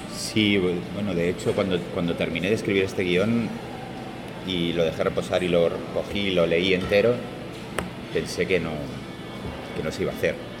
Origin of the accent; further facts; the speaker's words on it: Málaga, Andalusia, Spain; yo soy de Málaga